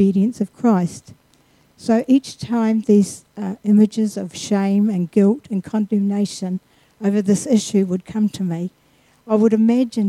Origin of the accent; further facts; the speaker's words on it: Mosgiel, Otago, New Zealand; I was born in Mosgiel, just south of Dunedin.